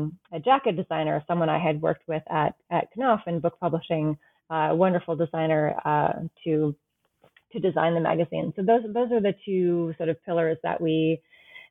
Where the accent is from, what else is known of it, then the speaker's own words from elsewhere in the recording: New England, United States; I grew up in New England